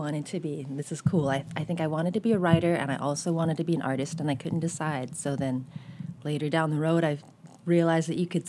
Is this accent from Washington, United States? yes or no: no; San Diego, California, United States; also born or lived in New York; now in Berkeley, United States; I grew up in Southern California, in San Diego, where everything's far apart, mm-hmm. and the weather's great. It's always, like, 70-something degrees, and you're close to the beach, but you have to drive everywhere.